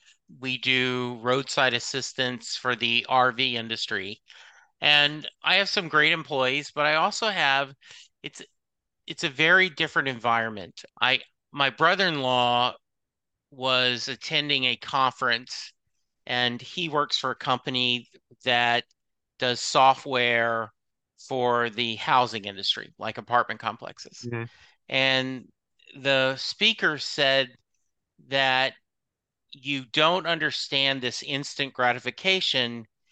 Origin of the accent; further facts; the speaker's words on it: the South, United States; even though I grew up in the South, I did not have a lot of the built-in biases